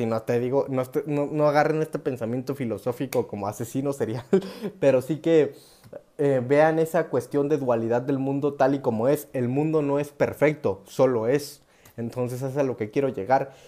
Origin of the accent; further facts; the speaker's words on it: Oaxaca, Mexico; soy mexa, soy oaxaqueño